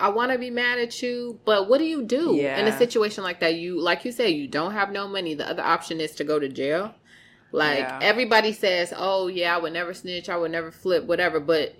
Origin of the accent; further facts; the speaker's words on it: Broadview, Illinois, United States; I'm from Broadview.